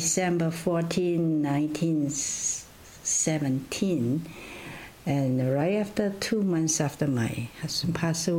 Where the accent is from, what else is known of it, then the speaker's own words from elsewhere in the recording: China; also born or lived in Loma Linda, United States / Vancouver, Canada / Hergelia, Romania; now in Canada; where I was born, then it was in China